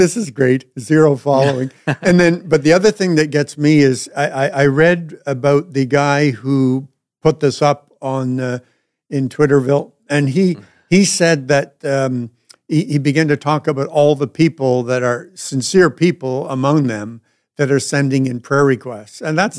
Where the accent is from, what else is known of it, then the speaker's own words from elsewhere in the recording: Northern Ireland, United Kingdom; I'm Irish